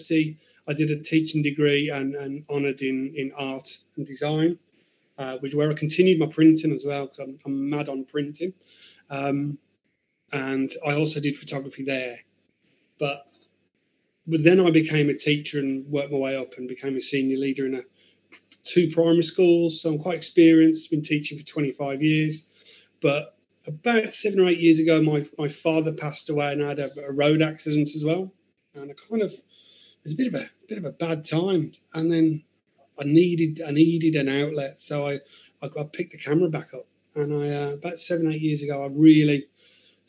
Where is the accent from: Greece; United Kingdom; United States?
United Kingdom; Birmingham, West Midlands; I grew up in Birmingham city centre in a place called Ladywood, very inner city.